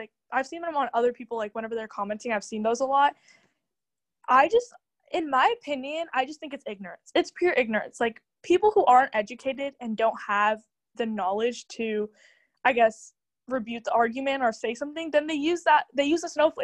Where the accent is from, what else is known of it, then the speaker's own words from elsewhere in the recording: United States; I think it's our job as Indian Americans to educate the youth on like what it actually means to be an Indian in America.